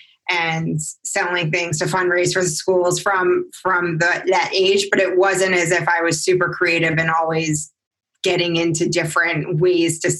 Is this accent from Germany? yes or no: no; New England, United States; I was from New England area